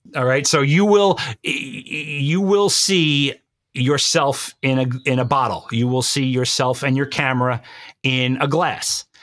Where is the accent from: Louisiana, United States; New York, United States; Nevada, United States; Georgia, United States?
New York, United States; I was born and bred in New York. and I will always be a New Yorker.